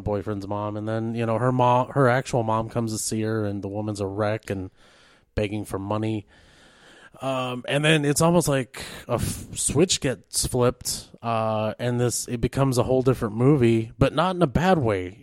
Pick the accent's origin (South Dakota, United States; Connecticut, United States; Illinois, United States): South Dakota, United States; Rapid City; moved away; also born or lived in East River, South Dakota; I'm originally from the Rapid City area.